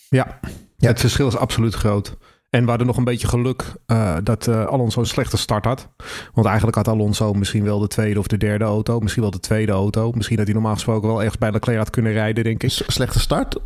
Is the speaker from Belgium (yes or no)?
no; Netherlands; ik ben ook een Nederlander